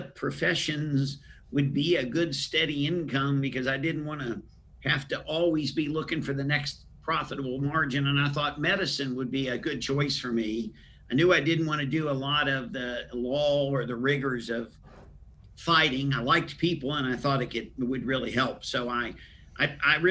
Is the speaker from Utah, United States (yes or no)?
no; Huntington, West Virginia, United States; born or raised there